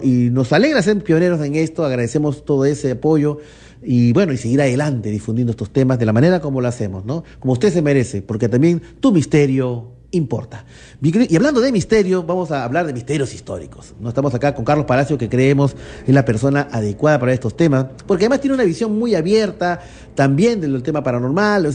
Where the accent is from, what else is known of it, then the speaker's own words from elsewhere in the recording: Lima, Peru; yo soy limeño